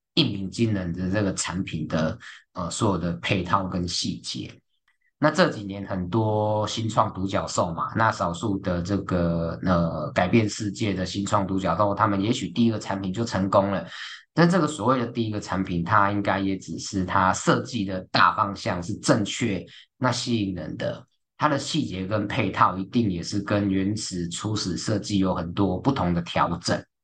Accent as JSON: {"language": "Chinese", "country": "Taiwan", "said": "在我们台湾人的文化或者观念里面"}